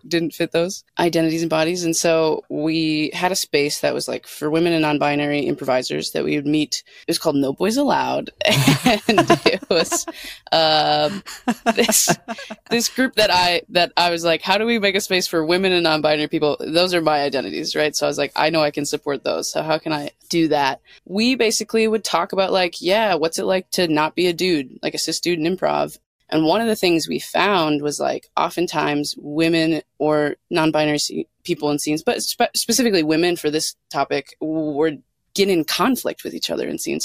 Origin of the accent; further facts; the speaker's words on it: Minneapolis, Minnesota, United States; I grew up in Minneapolis, Minnesota, and surrounding suburbs